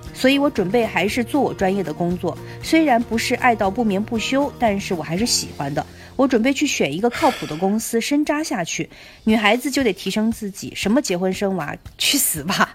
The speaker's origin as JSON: {"language": "Chinese", "town": "Hefei", "region": "Anhui", "country": "China", "also_born_or_lived": "Shanghai / Beijing / Shandong", "moved": "as an adult", "said": "我合肥念的高中，上海念的大学， 然后在北京工作，啊，中间在山东工作过这个两年多"}